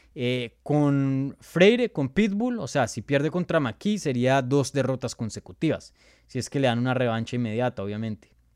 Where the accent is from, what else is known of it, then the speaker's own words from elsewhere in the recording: Colombia; first language Spanish; moved away; mi primer idioma es español, soy colombiano, nací en Colombia, mis papás son de Colombia